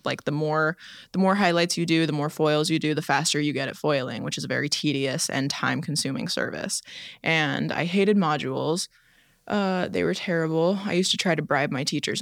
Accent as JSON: {"language": "English", "region": "Florida", "country": "United States", "tie": "born or raised there", "said": "I grew up in Florida"}